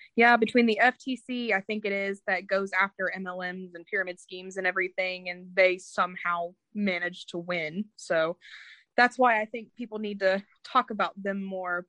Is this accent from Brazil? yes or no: no; Indiana, United States; I'm from Indiana